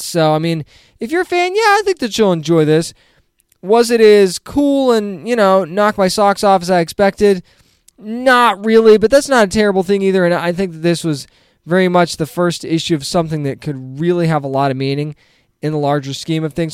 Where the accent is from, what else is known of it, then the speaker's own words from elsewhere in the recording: New England, United States; moved away; I'm originally from New England.